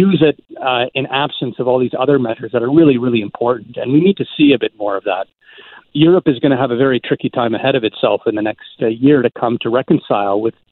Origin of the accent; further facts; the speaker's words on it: Ontario, Canada; now in Vancouver, Canada; I grew up in Ontario